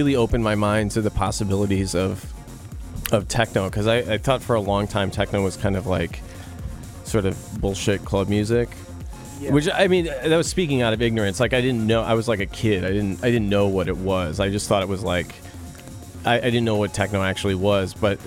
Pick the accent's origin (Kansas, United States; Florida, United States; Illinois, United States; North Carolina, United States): Illinois, United States; Chicago; moved away as an adult; also born or lived in New Haven, Connecticut; now in Los Angeles, United States; I grew up in the suburbs of Chicago